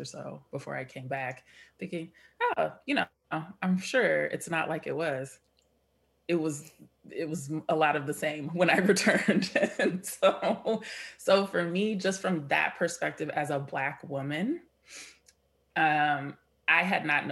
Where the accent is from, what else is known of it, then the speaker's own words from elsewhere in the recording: San Diego, California, United States; my experience growing up in San Diego